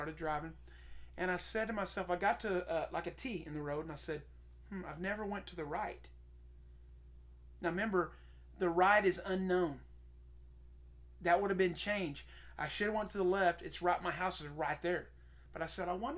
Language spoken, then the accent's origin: English; Seminole, Oklahoma, United States; moved away; I am from Seminole, Oklahoma